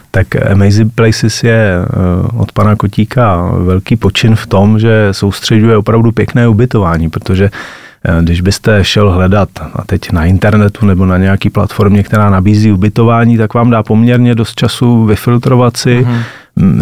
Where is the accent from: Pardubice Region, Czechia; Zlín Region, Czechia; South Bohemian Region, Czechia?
Pardubice Region, Czechia; Hlinsko; my jako vášniví lyžaři a rodáci z Hlinska